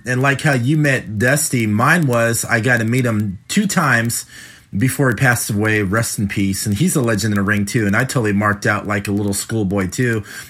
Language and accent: English; Cincinnati, Ohio, United States; "Okay, where are you from?" And I said, "Cincinnati."